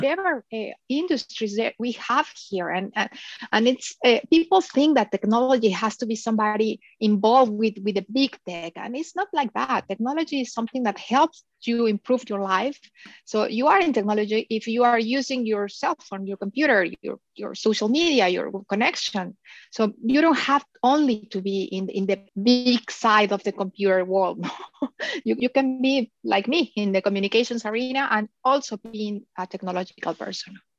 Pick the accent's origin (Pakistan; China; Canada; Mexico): Mexico; moved away as an adult; also born or lived in Philippines; now in Miami, United States; I am originally from Mexico.